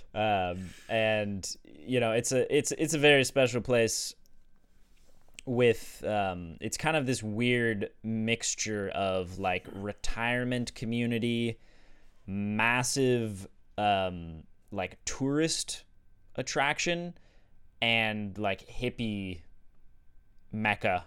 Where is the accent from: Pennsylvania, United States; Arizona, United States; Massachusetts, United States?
Arizona, United States; Sedona; growing up in Sedona and being exposed to psychedelics there